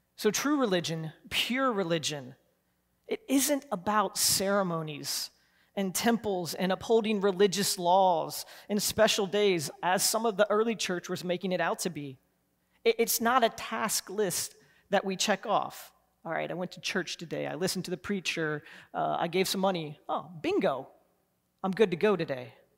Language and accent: English; Columbus, United States; I grew up in Columbus